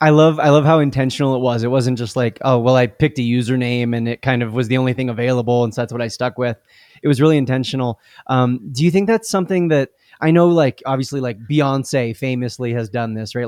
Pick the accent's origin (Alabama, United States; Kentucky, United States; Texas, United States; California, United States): California, United States; Southern; we're both from Southern California